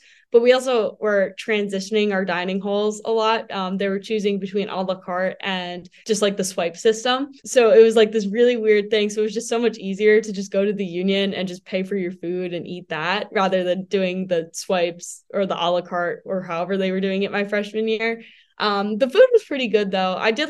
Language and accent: English; East Coast, United States; Because I mean, we're from the East Coast.